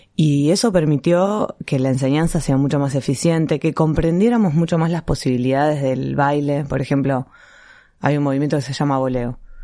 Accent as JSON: {"language": "Spanish", "region": "Buenos Aires", "country": "Argentina", "said": "en un club de barrio, primero, que hay en Villurquiza, que es de donde soy yo"}